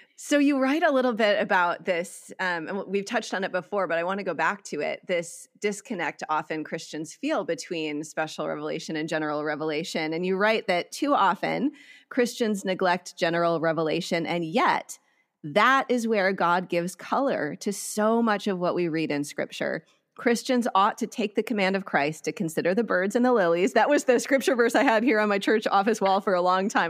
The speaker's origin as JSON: {"language": "English", "town": "Eagle River", "region": "Wisconsin", "country": "United States", "tie": "born or raised there", "moved": "yes", "lives_now": "California, United States", "said": "I grew up in Wisconsin in a town called Eagle River"}